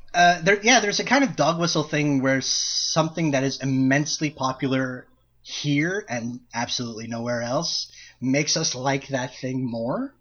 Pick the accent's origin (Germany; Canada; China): Canada; We're both Canadian. We are both residents of Canada